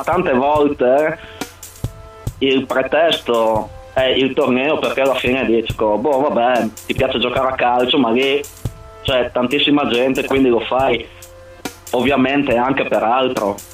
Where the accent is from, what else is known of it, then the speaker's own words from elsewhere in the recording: Codroipo, Friuli-Venezia Giulia, Italy; Vengo da Codroipo in provincia di Udine